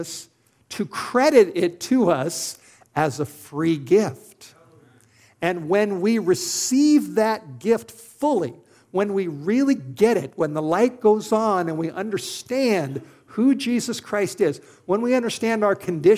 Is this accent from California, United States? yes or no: yes; Los Angeles, California, United States; moved away as an adult; now in Idaho, United States; I'm a city boy. I grew up in Los Angeles.